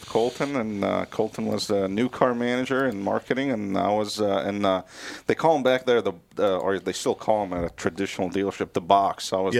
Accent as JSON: {"language": "English", "town": "Beirut", "region": "Beirut Governorate", "country": "Lebanon", "tie": "born or raised there", "second_language": "English", "lives_now": "Minnesota, United States", "said": "Lebanon is more like a California weather kind of thing, and I grew up in Beirut"}